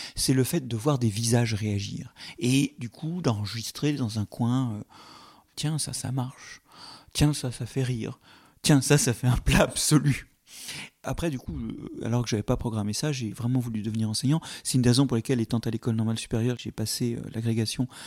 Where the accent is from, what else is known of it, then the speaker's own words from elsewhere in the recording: Paris, Île-de-France, France; vivant à Paris